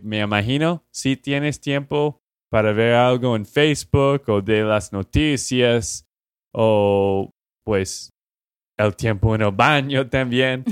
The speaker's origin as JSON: {"language": "Spanish", "region": "Texas", "country": "United States", "said": "de Texas, Estados Unidos"}